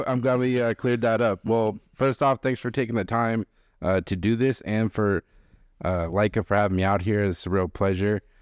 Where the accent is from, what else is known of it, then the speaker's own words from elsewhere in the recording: Boston, Massachusetts, United States; I'm from Boston